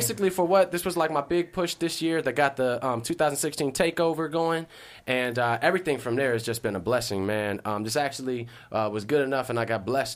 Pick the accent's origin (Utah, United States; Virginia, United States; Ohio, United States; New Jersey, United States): Ohio, United States; Cincinnati; moved away; Cincinnati, you know, 513. yeah, school for creative and performing arts